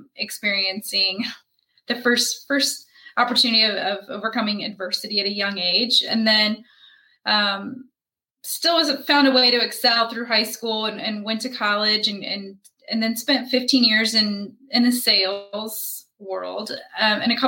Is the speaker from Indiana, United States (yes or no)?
yes; Indianapolis, Indiana, United States; I was born and raised in Indianapolis